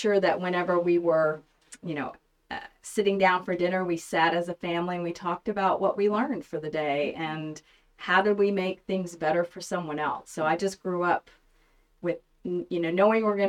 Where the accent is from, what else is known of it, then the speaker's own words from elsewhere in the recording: Montgomery, Alabama, United States; also born or lived in New York City; now in Bentonville, United States; I'm born and raised in Montgomery, Alabama